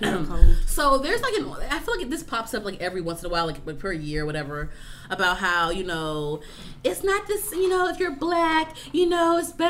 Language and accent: English; Prince George's County, Maryland, United States; I'm from PG County